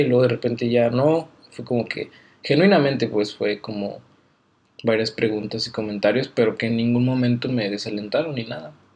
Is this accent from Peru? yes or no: no; Guadalajara, Jalisco, Mexico; moved away as an adult; also born or lived in Aguascalientes; nací el 8 de julio en Aguascalientes, pero crecí en Guadalajara soy tapatío